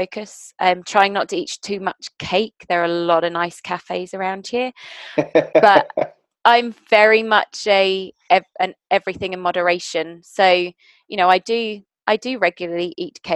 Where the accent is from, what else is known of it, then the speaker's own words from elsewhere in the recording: South Africa; moved away; I'm South African originally.